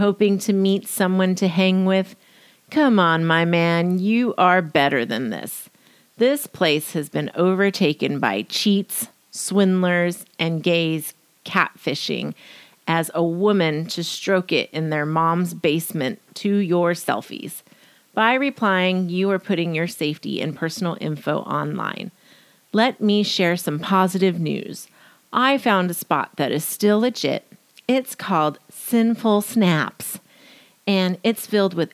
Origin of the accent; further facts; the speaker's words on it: Riverside, California, United States; also born or lived in Jacksonville, Florida; I grew up in Riverside